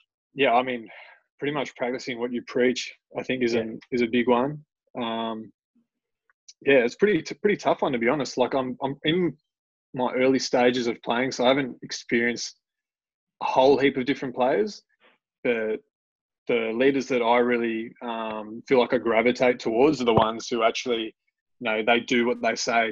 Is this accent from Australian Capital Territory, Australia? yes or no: yes; Canberra, Australian Capital Territory, Australia; I grew up down in Canberra, so Canberra was my team